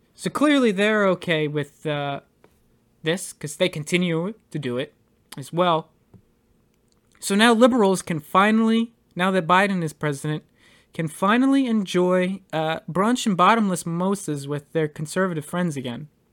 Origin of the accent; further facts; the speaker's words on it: United States; we as American citizens